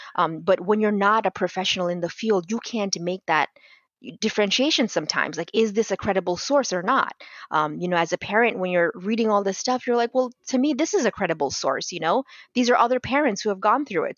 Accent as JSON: {"language": "English", "country": "Bangladesh", "moved": "yes", "lives_now": "Tampa, United States", "said": "I'm originally from Bangladesh"}